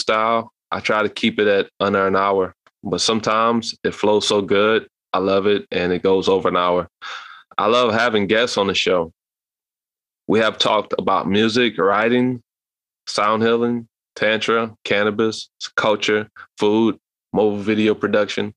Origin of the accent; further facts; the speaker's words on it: Louisiana, United States; I'm from Louisiana at age 30 years old